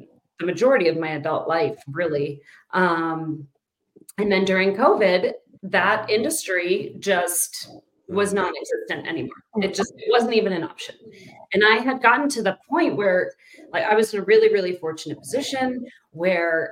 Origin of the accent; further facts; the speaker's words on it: Pittsburgh, Pennsylvania, United States; moved away as an adult; now in Denver, United States; I was born and raised in Pittsburgh. And then moved out here in 2004.